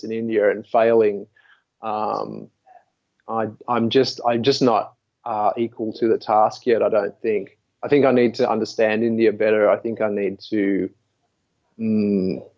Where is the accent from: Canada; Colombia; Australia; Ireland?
Australia; Sydney, New South Wales; moved away; I went back to Sydney and lived there for a long time